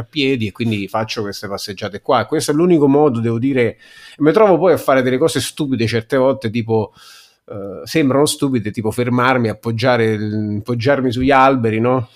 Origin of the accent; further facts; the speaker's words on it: Rome, Lazio, Italy; accent: Romanesco; parlo solo inglese e romanesco